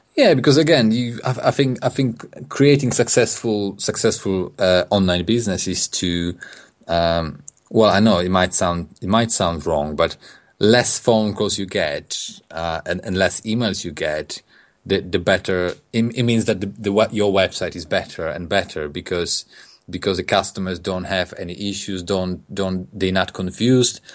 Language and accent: English; Poland; English is a second language; moved away as an adult; also born or lived in England; now in United Kingdom; I'm from Poland. I came, I came to England in, uh, in two thousand and, two thousand five.